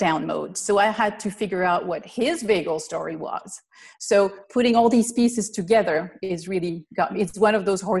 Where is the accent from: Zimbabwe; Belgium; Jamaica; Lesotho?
Belgium; moved away as an adult; now in United States; I'm originally from Belgium, so I'm not from the US.